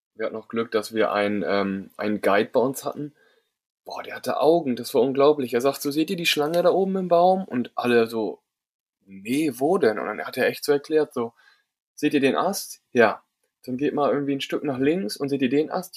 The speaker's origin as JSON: {"language": "German", "country": "Germany", "said": "als Deutscher"}